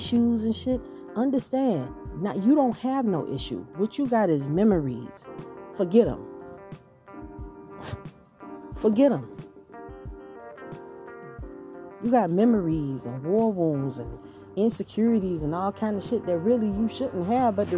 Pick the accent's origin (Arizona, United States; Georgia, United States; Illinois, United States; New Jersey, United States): Georgia, United States; I grew up in Georgia